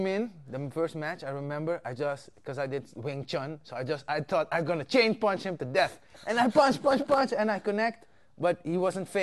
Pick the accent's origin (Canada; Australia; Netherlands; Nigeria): Netherlands; Amsterdam, North Holland; also born or lived in Suriname; My mom moved here when I was 5, and now I'm here